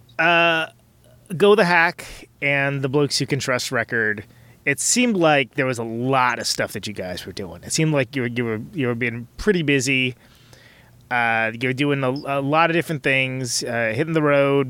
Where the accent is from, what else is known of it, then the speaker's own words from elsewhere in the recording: Oakland, California, United States; now in Milwaukee, United States; I'm from Oakland, California, but I live in Milwaukee, Wisconsin